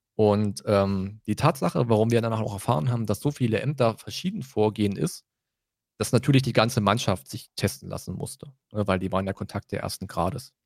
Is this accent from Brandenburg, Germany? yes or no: yes; Brandenburg, Germany; Bei uns in Brandenburg